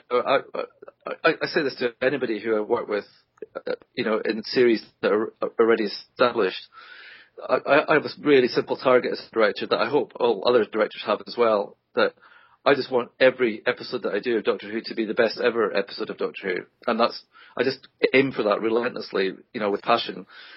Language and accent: English; Scotland, United Kingdom; I'm Scottish